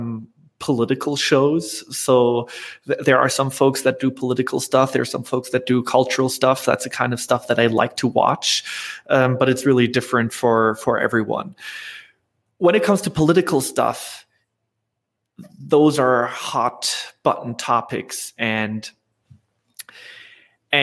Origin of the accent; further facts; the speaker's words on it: Germany; I'm from Germany, so I've been an entrepreneur in Europe